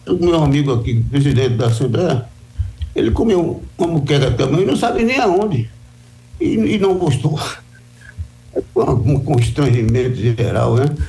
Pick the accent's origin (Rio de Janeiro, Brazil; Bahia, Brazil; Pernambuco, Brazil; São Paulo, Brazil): Bahia, Brazil; Eu sou baiano